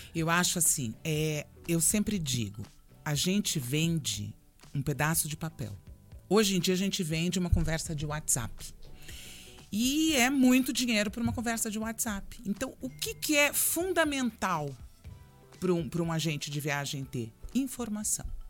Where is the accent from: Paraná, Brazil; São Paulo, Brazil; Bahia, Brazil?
Paraná, Brazil; Londrina; also born or lived in Brasília; now in Curitiba, Brazil; Eu sou de Londrina e morei muitos anos em Brasília